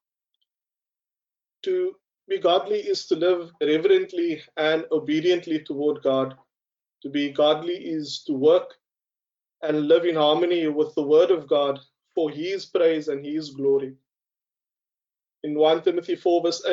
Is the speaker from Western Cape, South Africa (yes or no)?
yes; Cape Town, Western Cape, South Africa; as a young colored man growing up on the Cape Flats